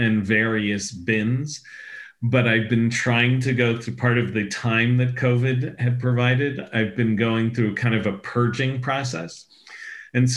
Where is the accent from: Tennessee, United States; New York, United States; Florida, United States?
New York, United States; New York City; Growing up as a New Yorker